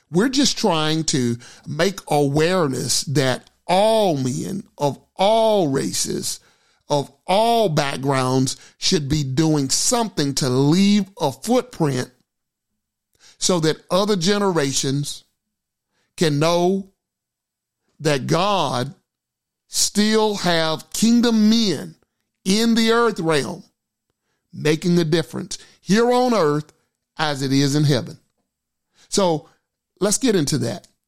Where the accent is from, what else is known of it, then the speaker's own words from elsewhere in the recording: Gilmer, Texas, United States; the church which I grew up in. Valleyview Baptist Church, Gilmer, Texas